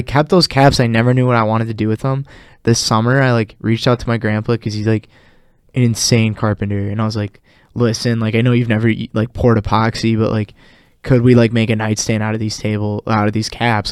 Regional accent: Oshkosh, Wisconsin, United States; moved away as an adult; now in Madison, United States; I'm originally from Oshkosh

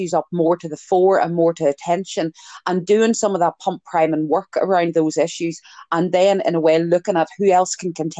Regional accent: Ireland; I'm Irish, it's genetic.

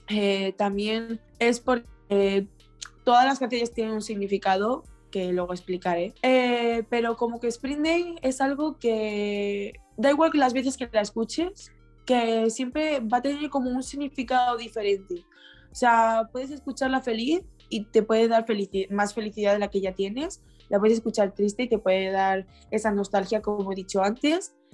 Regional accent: Spain; soy de España

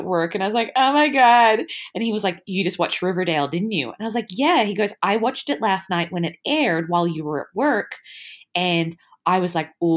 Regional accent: Australia; I'm so Australian

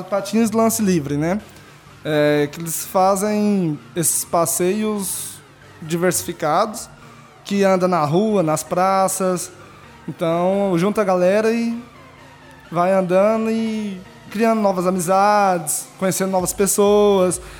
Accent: Itumbiara, Goiás, Brazil; also born or lived in Cachoeira Dourada; now in Anápolis, Brazil; de Itubiara, Goiás. Eu nasci em Itubiara, Goiás, morava em Cachoeira Dourada, Goiás.

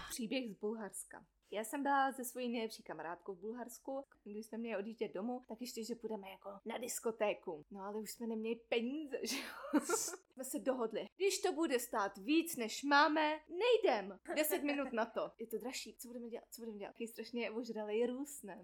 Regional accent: Czechia

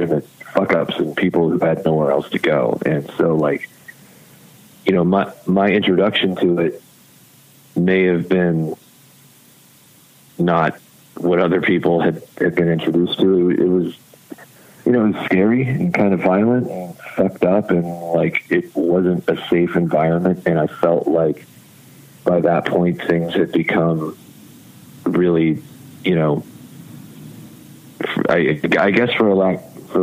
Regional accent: Virginia Beach, Virginia, United States; growing up in Virginia Beach

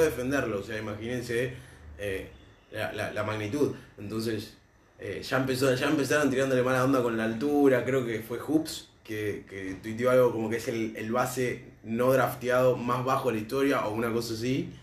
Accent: Argentina; nosotros como argentinos

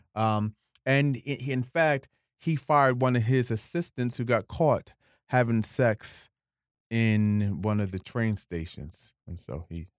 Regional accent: Camden, New Jersey, United States; moved away as an adult; now in New York, United States; I grew up in Camden, uh, uh, moved to New York 20 years ago

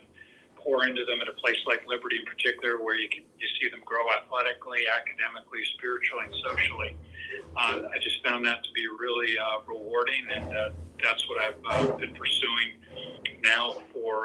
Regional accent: Toronto, Ontario, Canada; moved away; also born or lived in Massachusetts; I grew up in Toronto, Canada

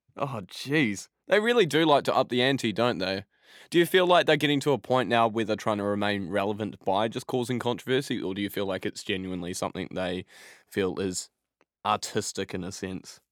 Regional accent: Christchurch, Canterbury, New Zealand; now in England; my hometown of, uh, Christchurch in New Zealand

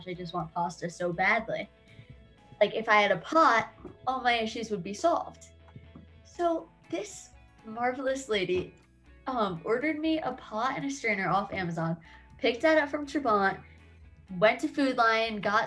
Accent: New Jersey, United States; I'm from New Jersey, like Adam

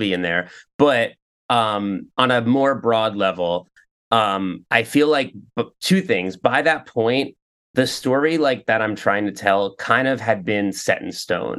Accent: New York, United States; also born or lived in Ridgewood, Queens; I grew up in New York, but um, out, outside of the city

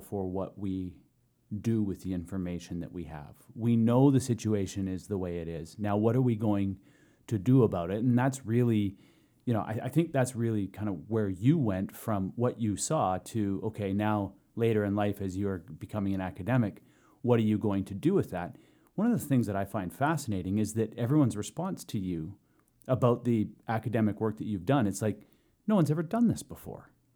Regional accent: Tsartlip First Nation reserve, British Columbia, Canada; I've lived on reserve my entire life. Um, born there, brought home there a couple weeks out

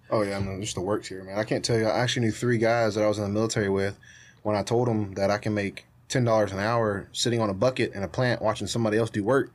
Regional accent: United States

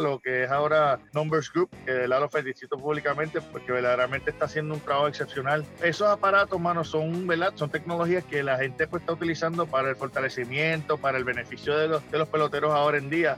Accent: Puerto Rico; born or raised there; moved away

